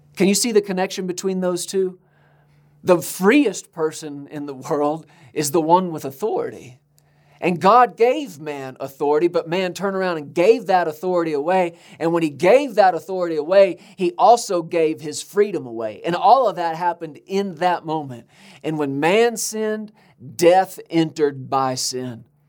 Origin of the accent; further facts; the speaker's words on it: United States; we're Americans